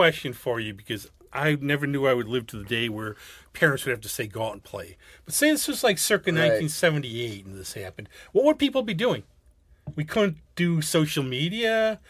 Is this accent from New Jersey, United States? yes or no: no; Gates, New York, United States; Actually, see, I grew up right by, because I grew up on Laser Street in the city by OLPH, but then by the time, like, 1975, I get to be born, but somehow I was there. We moved to Gates, and I was right by the canal.